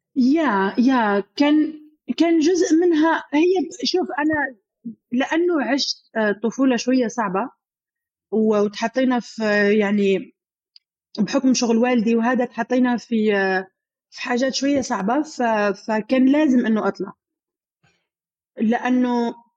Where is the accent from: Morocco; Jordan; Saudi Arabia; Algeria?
Algeria; moved away as an adult; now in United Arab Emirates; منطقه عندنا في الجزائر